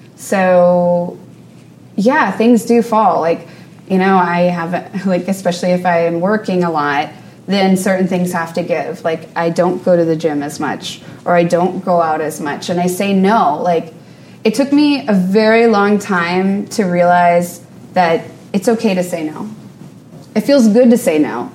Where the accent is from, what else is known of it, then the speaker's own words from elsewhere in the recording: New Orleans, Louisiana, United States; moved away as an adult; now in New York, United States; I grew up in New Orleans and uh, we've been in New York for about nine years